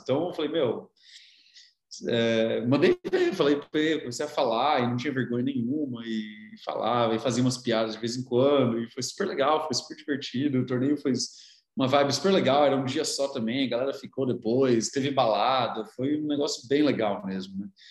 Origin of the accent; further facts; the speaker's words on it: São Carlos, São Paulo, Brazil; now in São Paulo, Brazil; eu cresci em São Carlos, a minha infância foi em São Carlos, mas a minha família não é de lá